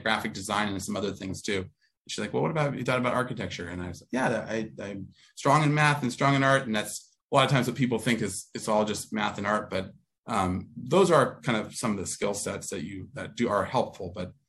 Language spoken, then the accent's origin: English; Whittier, California, United States; now in Santa Barbara, United States; I grew up in Whittier, outer southern edge, edge of Orange County, LA County.